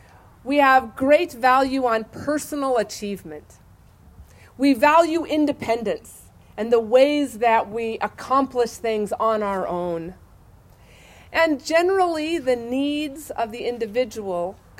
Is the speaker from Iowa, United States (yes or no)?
no; Idaho, United States; I am an Idahoan, a native Idahoan, and those are kind of rare anymore